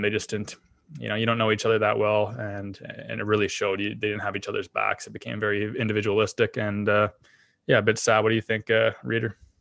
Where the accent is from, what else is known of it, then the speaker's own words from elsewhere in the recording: Canada; as a Canadian